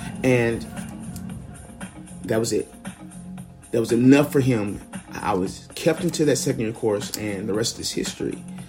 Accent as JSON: {"language": "English", "town": "Memphis", "region": "Tennessee", "country": "United States", "tie": "born or raised there", "said": "I'm from Memphis, Tennessee. I was born right here by this river in 1988."}